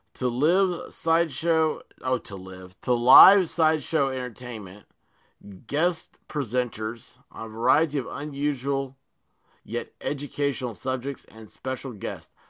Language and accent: English; Tennessee, United States; accent: Tennessee redneck; Tennessee redneck here, and that's how I chat